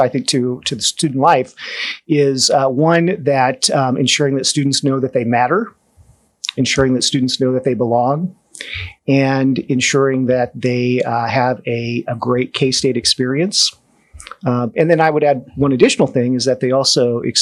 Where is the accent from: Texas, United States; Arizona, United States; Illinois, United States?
Illinois, United States; Danville; moved away; I am from a town called Danville, Illinois.